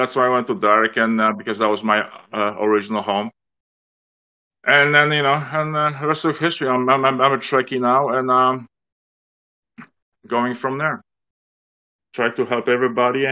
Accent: Toronto, Ontario, Canada; I'm from Toronto

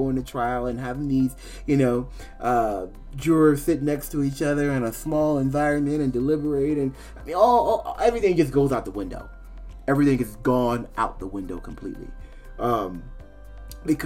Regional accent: Maryland, United States; also born or lived in Virginia; I was born in Virginia, but I grew up in Maryland. I mean, from when I was about 5 years old till I was about 17.

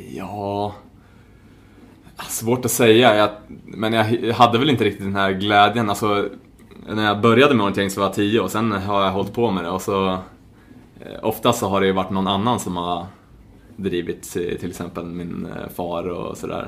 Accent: Stockholm, Stockholm County, Sweden; moved away as an adult; also born or lived in Spartanburg, South Carolina, United States; now in Gothenburg, Sweden; född och uppvuxen i Stockholm, eh, Hässelby

